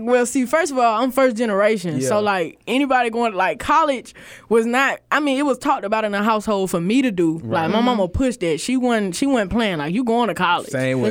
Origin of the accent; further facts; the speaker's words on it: Lancaster, South Carolina, United States; I'm from Lancaster, South Carolina. Well, on the map it's Lancaster, but if you know, you know, it's Lancaster.